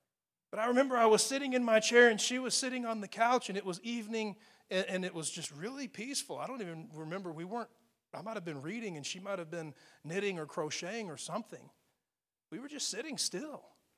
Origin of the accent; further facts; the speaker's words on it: Amarillo, Texas, United States; I grew up in Amarillo, Texas, so it's on the edge of Tornado Alley, you know.